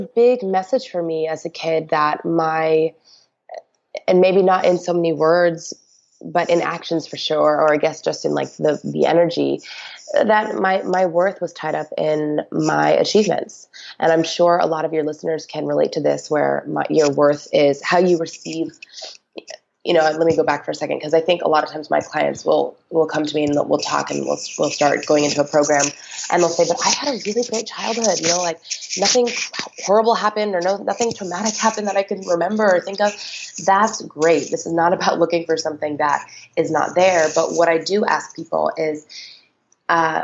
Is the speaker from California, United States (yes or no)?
yes; Phelan, California, United States; now in Los Angeles, United States; I actually grew up in a tiny little desert town